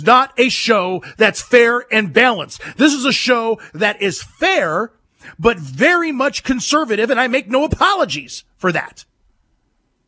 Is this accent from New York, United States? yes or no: no; Fresno area, California, United States; growing up in California, up in the Fresno area, when we were in high school